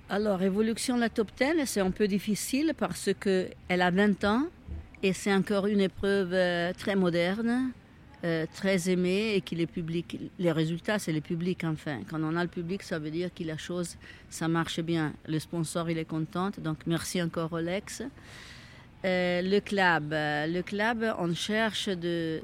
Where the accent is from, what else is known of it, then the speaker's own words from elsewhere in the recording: Italy; French is a second language; moved away as an adult; now in Switzerland; je suis italienne mais j'habite en Suisse depuis 40 ans